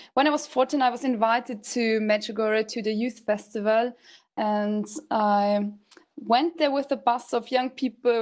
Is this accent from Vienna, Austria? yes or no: no; Salzburg, Austria; I'm from Austria, Salzburg, and I'm 31 years old